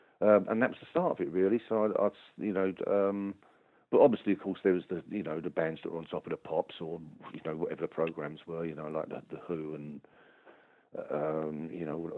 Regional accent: Dagenham, London, United Kingdom; That was Dagenham.

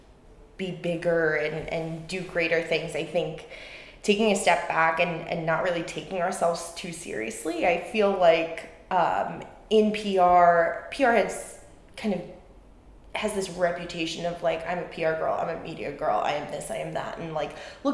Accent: New York City, New York, United States; I'm a girl from Staten Island, and now I'm here in Cannes, France

